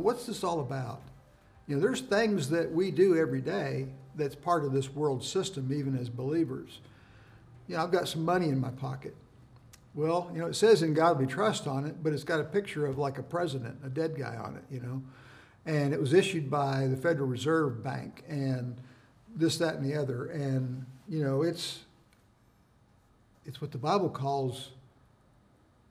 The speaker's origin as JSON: {"language": "English", "country": "United States", "said": "as an American citizen"}